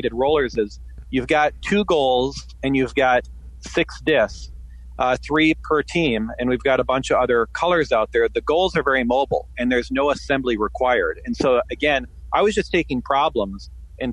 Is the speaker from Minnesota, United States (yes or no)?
yes; Minnesota, United States; growing up in the Midwest, I grew up in Minnesota